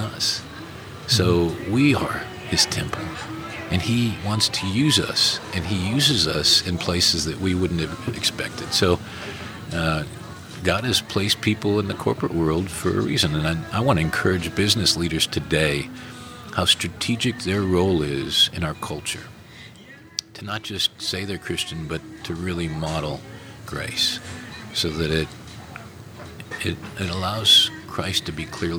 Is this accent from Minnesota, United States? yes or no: yes; Minnesota, United States; moved away; also born or lived in South Africa; Growing up in Minnesota